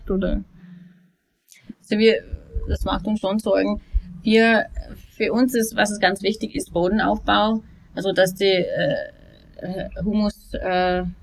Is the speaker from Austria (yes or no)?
no; United States; German is a second language; now in Germany; Ähm, also ich bin ursprünglich aus den USA, ähm, bin seit fünf Jahren hier mit meiner Familie